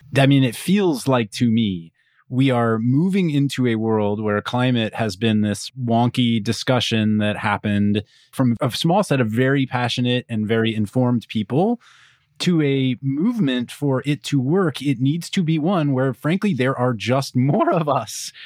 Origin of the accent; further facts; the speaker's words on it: Kansas, United States; I'm from Kansas